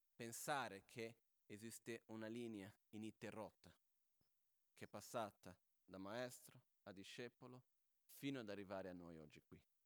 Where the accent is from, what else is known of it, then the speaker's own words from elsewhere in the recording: Brazil; now in Italy; sono brasiliano